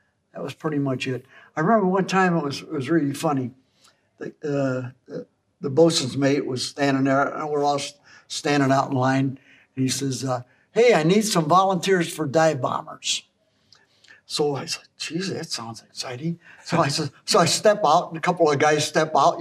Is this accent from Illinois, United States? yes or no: yes; Chicago, Illinois, United States; Born and raised in Chicago.